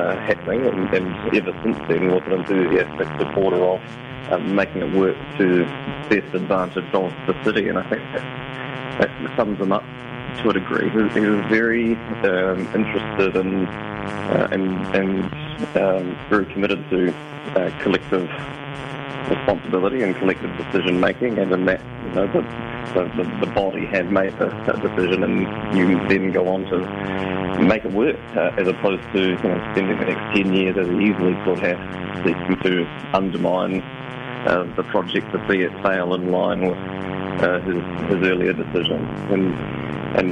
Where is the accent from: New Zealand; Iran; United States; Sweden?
New Zealand; Invercargill, Southland; moved away as an adult; also born or lived in Dunedin; we're both born and raised in Invercargill, and then fled to the giddy heights of the University of Otago